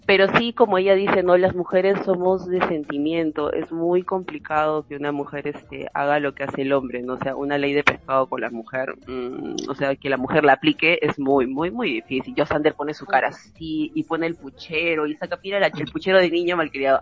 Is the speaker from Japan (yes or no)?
no; Peru; acá en el Perú hay mucho machismo